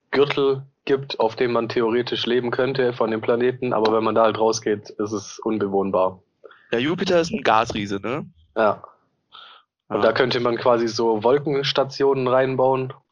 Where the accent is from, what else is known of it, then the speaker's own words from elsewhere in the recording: Southern Germany, Germany; now in Hamburg, Germany; Ich komme eigentlich auch aus der Ecke Süddeutschland. Äh, wohne aber jetzt seit oh Gott, fünf Jahren, fünfeinhalb Jahren in Hamburg.